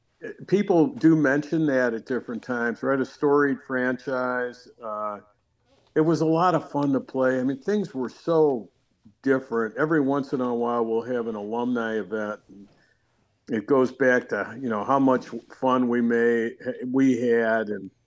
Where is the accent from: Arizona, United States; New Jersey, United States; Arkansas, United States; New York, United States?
New York, United States; Rochester; moved away; I'm originally from Rochester, New York.